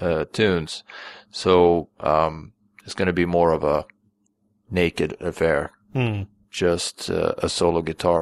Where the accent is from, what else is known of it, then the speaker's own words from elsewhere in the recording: Sweden; moved away as an adult; I grew up in Sweden and only moved here in 2000.